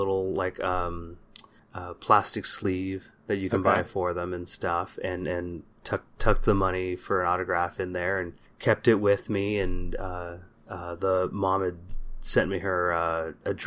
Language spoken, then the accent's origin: English; San Jose, California, United States; growing up in the Bay Area in the 80s and 90s